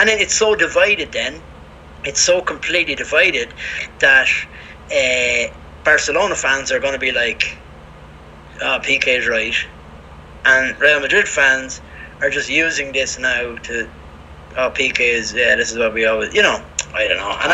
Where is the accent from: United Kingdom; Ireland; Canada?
Ireland; now in Spain; I'm from Ireland